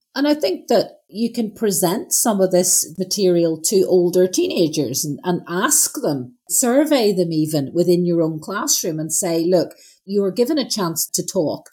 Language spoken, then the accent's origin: English; Northern Ireland, United Kingdom; moved away; growing up in Northern Ireland